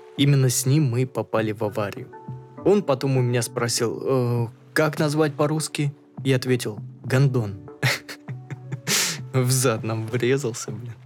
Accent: Russia; ты из России

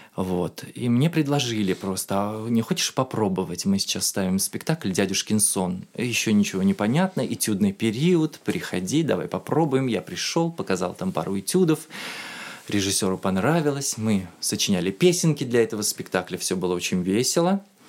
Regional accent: Uzbekistan; moved away as an adult; also born or lived in Tashkent; now in Moscow, Russia; Я артист из Узбекистана

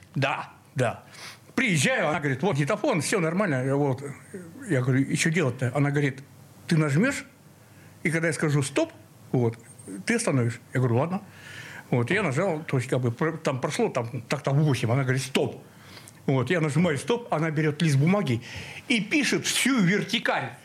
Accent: Zapolyarny, Murmansk Oblast, Russia; moved away as an adult; also born or lived in Cherepovets / Saint Petersburg; Я родился в Череповце, но сразу переехал, эм, под Мурманск, город Заполярный такой

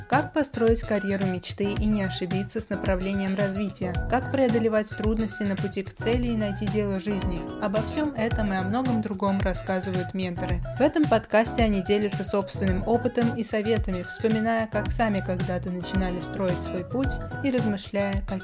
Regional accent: Novosibirsk, Novosibirsk Oblast, Russia; moved away as an adult; also born or lived in Italy; now in Moscow, Russia; Да, я из

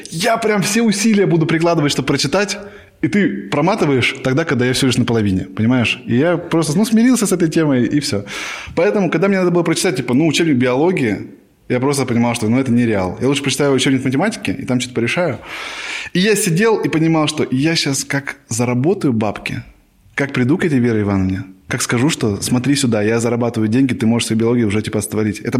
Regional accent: Novosibirsk, Novosibirsk Oblast, Russia; moved away as an adult; now in Moscow, Russia; С Новосибирска.

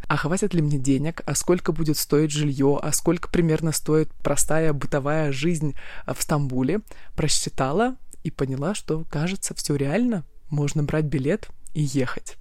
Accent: Krasnoyarsk, Krasnoyarsk Krai, Russia; Я из Красноярска, и каждую зиму я проводила там

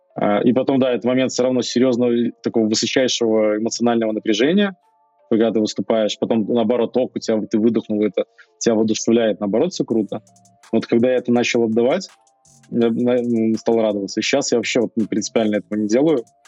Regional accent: Belarus; мы все белорусы

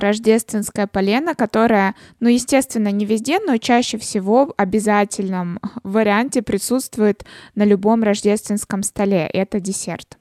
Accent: Russia

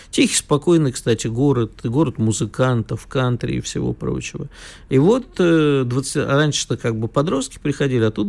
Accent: Moscow, Russia; Москва моя любовь, и как коренной москвич не могу ругать свою родину.

